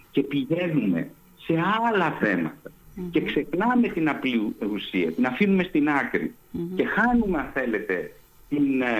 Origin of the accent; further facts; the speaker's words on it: Greece; σαν Έλληνας γιατί νιωθω